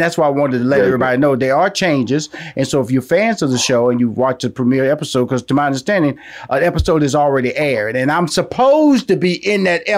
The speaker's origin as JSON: {"language": "English", "town": "Houston", "region": "Texas", "country": "United States", "tie": "born or raised there", "said": "within Houston, Texas, a community that I was born in, a community that I pride myself. I tell people I'm from Fifth Ward all the time."}